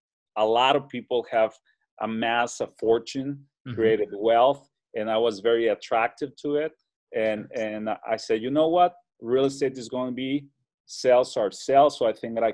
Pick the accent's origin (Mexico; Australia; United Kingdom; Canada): Mexico; Ciudad Juárez, Chihuahua; I was born and raised in Mexico on the border with El Paso, Texas. So on the other side in the city called Juarez